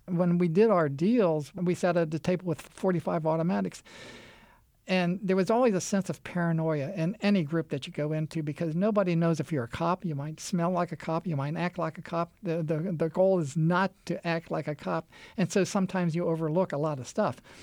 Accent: Anne Arundel County, Maryland, United States; also born or lived in Baltimore; now in Dalmatia, United States; I was born in Anne Arundel County, the southern county of Baltimore City, where the Naval Academy is located

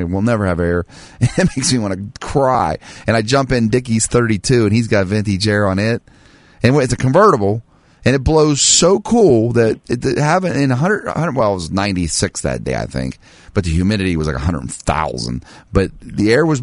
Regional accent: United States; I am an American

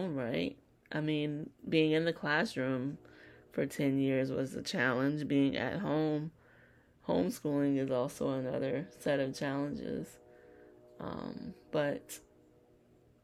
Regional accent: Virginia, United States; I was just a little country girl, born and raised in Virginia

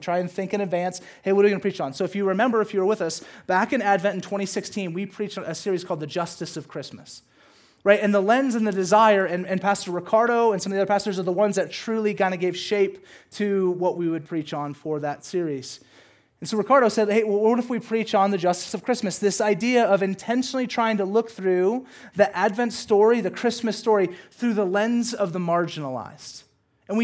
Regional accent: the South, United States; And listen, growing up in the South and being a brown kid, there's not a ton of brown kids in the South.

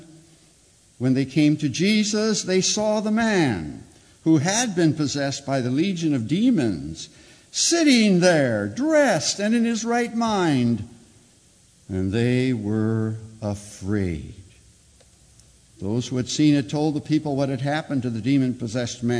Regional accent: Chicago, Illinois, United States; I'm a Chicagoan from way back

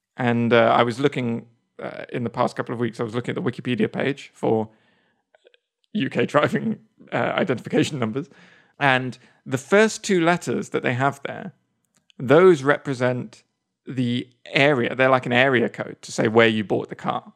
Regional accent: England, United Kingdom; now in United States; I come over here as an English person

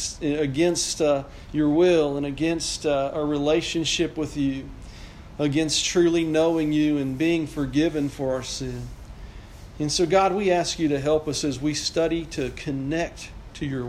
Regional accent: United States

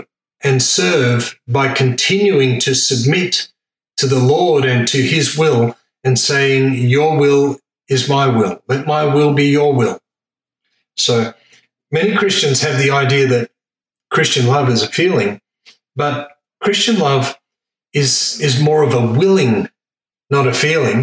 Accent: Australia; I'm the fifth generation born in Australia

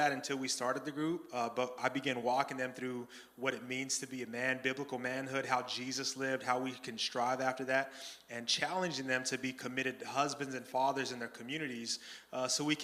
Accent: Phoenix, Arizona, United States; I grew up in South Phoenix, 39th Avenue and Southern, across the street from Cesar Chavez High School

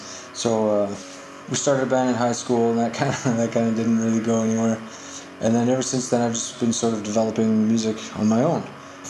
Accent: Winnipeg, Manitoba, Canada; I'm from Winnipeg, Canada.

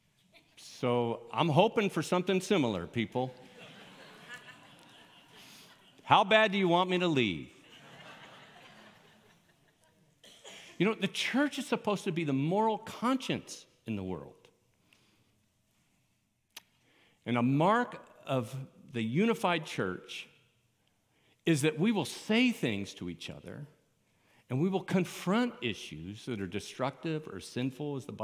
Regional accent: Miami, Florida, United States; moved away as an adult; also born or lived in Colorado; I grew up in Miami

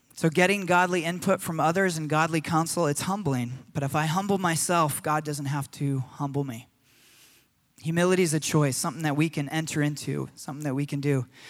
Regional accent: United States; as Americans

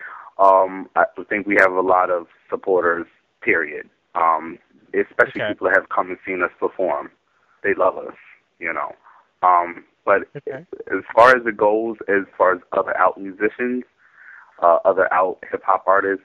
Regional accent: Philadelphia, Pennsylvania, United States

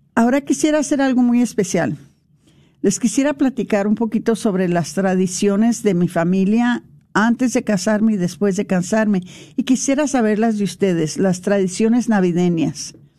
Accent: El Paso, Texas, United States; nosotros nos criamos en, en El Paso.

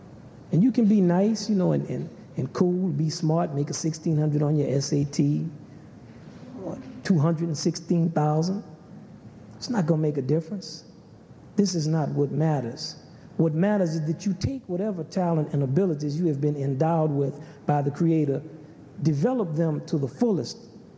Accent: the South, United States; I grew up in the South, United States, where there was railroad tracks, and all the black people lived on that side of the railroad track.

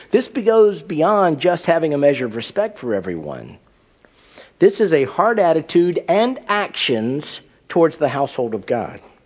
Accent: United States; I'm an American

